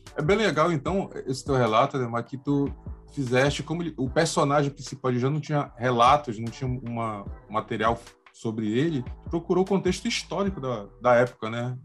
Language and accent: Portuguese; Pará, Brazil; eu, como paraense